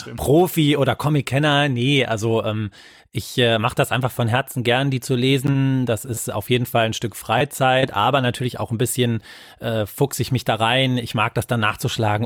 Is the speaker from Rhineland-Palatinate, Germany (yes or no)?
no; Wuppertal, North Rhine-Westphalia, Germany; meine Heimatstadt ist Wuppertal